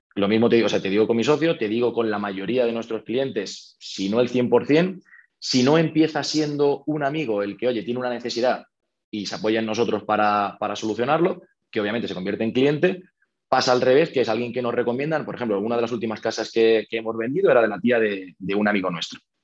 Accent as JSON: {"language": "Spanish", "town": "Toledo", "region": "Castilla-La Mancha", "country": "Spain", "moved": "as an adult", "lives_now": "Madrid, Spain", "said": "yo soy de Toledo y me vine a estudiar la carrera a Madrid."}